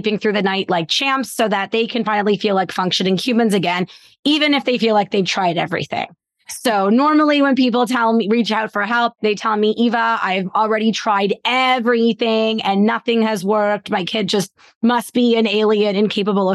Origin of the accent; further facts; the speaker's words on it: Canada; I am Canadian